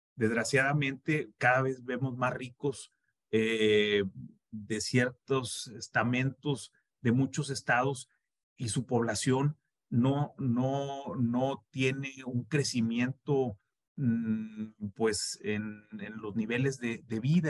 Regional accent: Mexico; somos mexicanos

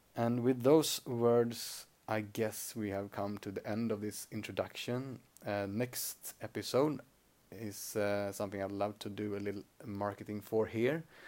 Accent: Sweden; accent: Swedish; first language Swedish; English is a second language; Swedish is my native language

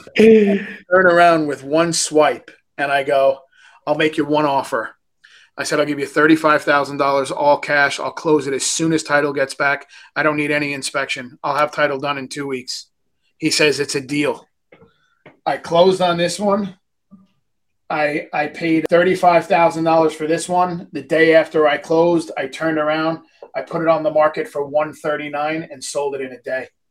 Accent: New York, United States; moved away; I'm from New York.

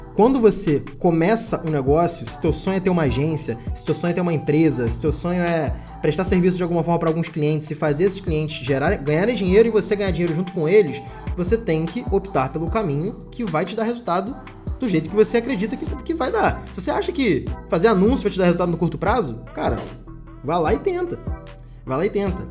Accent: Rio de Janeiro, Brazil; Eu moro no Rio de Janeiro

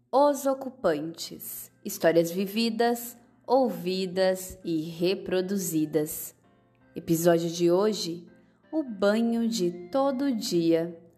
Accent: Alfredo Guedes, São Paulo, Brazil; Na minha infância, em Alfredo Guedes, nós tínhamos muitos amigos e todo mundo era meu irmão.

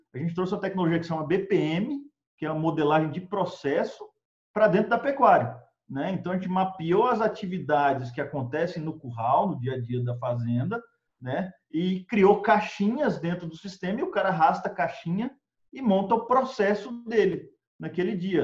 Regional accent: Brasília, Federal District, Brazil; moved away as an adult; also born or lived in Texas / Colorado; eu sou de Brasília originalmente

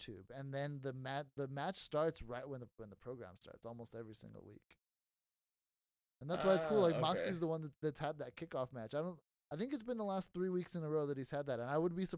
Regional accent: Texas, United States; It's my home state.

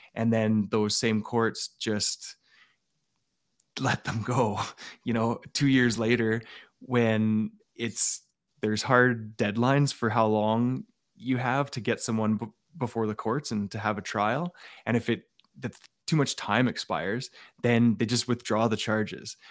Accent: Alberta, Canada; I grew up in Alberta with, uh, a dad who was a member of the R C M P

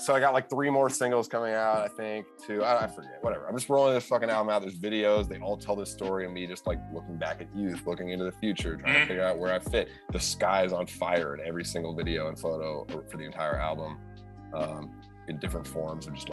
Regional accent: Winchester, Massachusetts, United States; I grew up outside of Boston in a town called Winchester

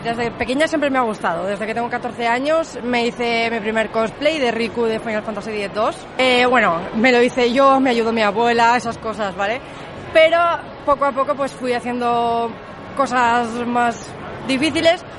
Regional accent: Valencia, Valencian Community, Spain; soy cosplayer de Valencia

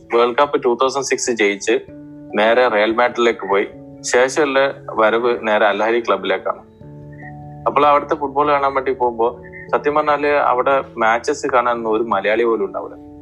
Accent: Thalassery, Kerala, India; also born or lived in Kozhikode; ഞാൻ തലശ്ശേരിക്കാരനാണ്

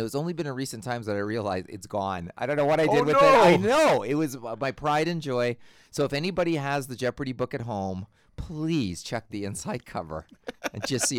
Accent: Winnipeg, Manitoba, Canada; Alex Trebek, I'm from Winnipeg.

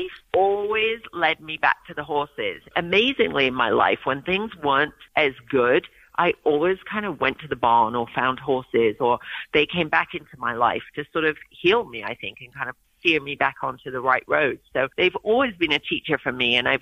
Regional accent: England, United Kingdom; also born or lived in Oregon; now in United States; I grew up in England

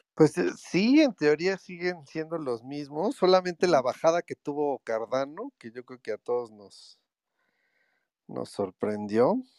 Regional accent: Mexico; Yo soy de México

